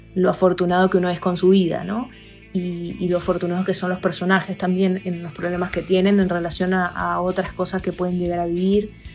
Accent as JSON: {"language": "Spanish", "country": "Venezuela", "moved": "as an adult", "lives_now": "Argentina", "said": "soy venezolana viviendo en la Argentina desde hace unos años"}